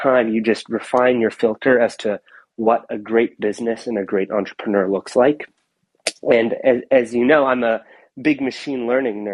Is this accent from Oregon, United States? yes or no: yes; Portland, Oregon, United States; moved away; I grew up in Portland, Oregon, and my parents were immigrants from India